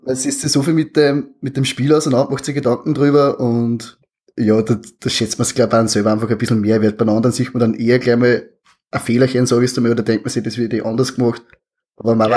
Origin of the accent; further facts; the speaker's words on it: Austria; accent: Austrian dialect